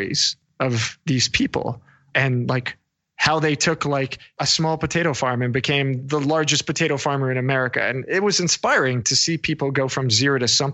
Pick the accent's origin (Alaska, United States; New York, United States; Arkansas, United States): New York, United States; I grew up in New York